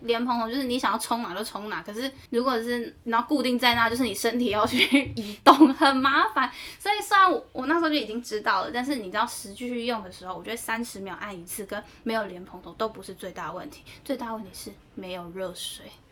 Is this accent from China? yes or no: no; Taiwan; moved away as an adult; 我是台湾来的